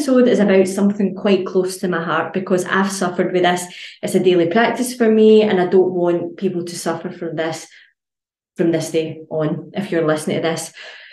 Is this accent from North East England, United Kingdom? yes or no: no; Scotland, United Kingdom; as Scottish people